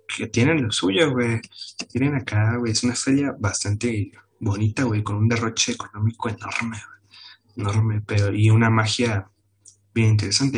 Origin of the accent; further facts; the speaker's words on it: Puebla, Mexico; estoy en Puebla